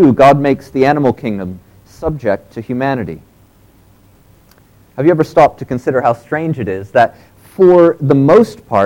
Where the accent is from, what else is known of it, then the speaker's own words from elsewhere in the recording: United States; moved away; in the U.S., we still have them